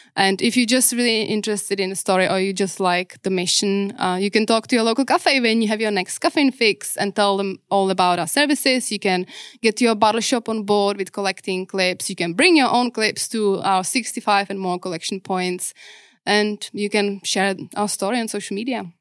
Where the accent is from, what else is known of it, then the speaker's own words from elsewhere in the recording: Czechia; English is a second language; moved away as an adult; also born or lived in Prague / New Zealand; now in Perth, Australia; I grew up pretty much to my adulthood in Czech